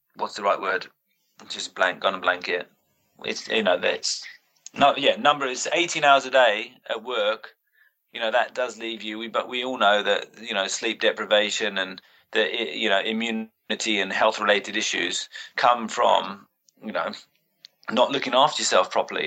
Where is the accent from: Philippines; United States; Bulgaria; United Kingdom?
United Kingdom; as a British SNC coach